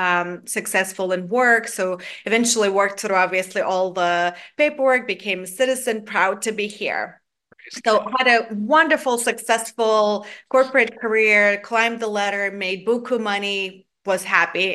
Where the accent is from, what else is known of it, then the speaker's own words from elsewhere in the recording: Georgia; now in Atlanta, United States; I grew up in Georgia, the country in Eastern Europe, not to confuse with the state of Georgia where I live now